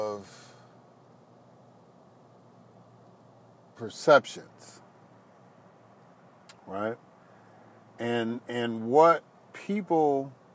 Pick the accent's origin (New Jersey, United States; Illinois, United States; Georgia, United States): Illinois, United States; Chicago; I grew up in Chicago